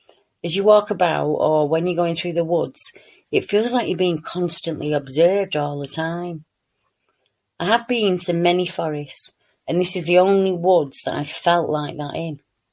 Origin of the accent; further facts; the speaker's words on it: Newcastle, North East England, United Kingdom; I'm from Newcastle, so it's a bit a ways from me to get there, and a fair walk in once you're out of the car